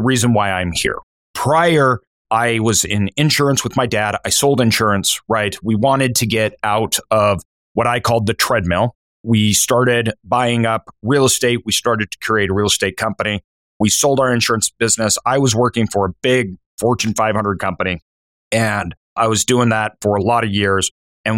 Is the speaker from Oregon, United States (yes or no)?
no; Idaho, United States; I'm from Idaho.